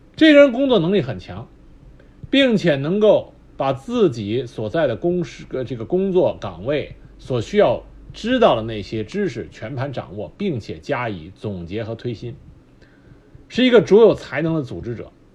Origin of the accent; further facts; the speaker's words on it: China; 我们中国人